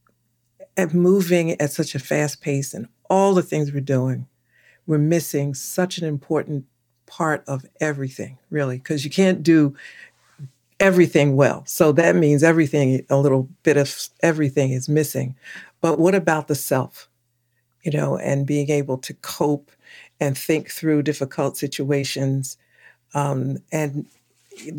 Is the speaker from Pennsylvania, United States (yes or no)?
yes; Philadelphia, Pennsylvania, United States; I was born and raised in Philadelphia, so I call that my home.